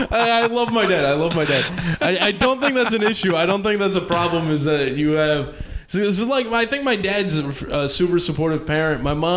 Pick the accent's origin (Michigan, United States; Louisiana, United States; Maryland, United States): Maryland, United States; Baltimore; now in New York, United States; I grew up in Baltimore, which is, like, the heroin place.